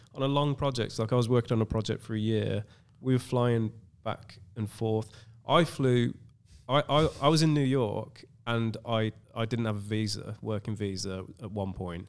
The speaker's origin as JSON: {"language": "English", "region": "England", "country": "United Kingdom", "said": "some English white guy"}